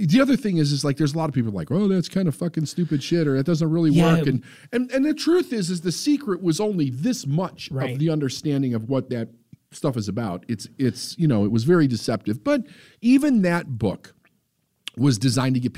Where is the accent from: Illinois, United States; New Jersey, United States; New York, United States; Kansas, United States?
Illinois, United States; Chicago; my hometown